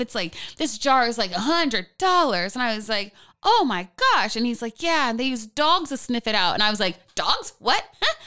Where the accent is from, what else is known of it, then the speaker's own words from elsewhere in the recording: Portland, Oregon, United States; born and raised in Pacific Northwest